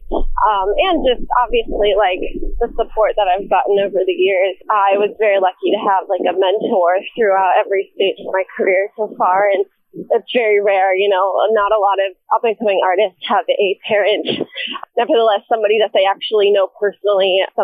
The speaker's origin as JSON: {"language": "English", "town": "Manhattan Beach", "region": "California", "country": "United States", "tie": "born or raised there", "also_born_or_lived": "Canada", "said": "I was born and raised in Manhattan Beach, California, but my mom is full Canadian and my dad is half Canadian"}